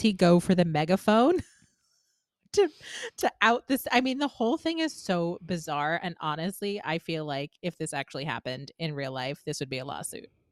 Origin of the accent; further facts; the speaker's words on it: New Jersey, United States; growing up in New Jersey in sort of the early to mid two thousands